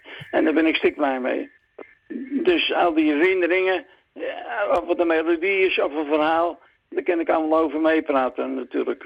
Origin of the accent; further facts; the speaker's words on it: Zwanenburg, North Holland, Netherlands; moved away as an adult; now in Rucphen, Netherlands; Ik ben geboren op Zwanenburg